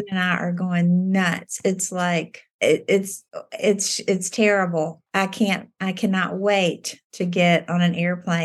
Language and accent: English; Virginia, United States; moved away; also born or lived in North Carolina / South Carolina / Alabama / Memphis, Tennessee; I was born in North Carolina, then grew up in Virginia, and then I've lived in South Carolina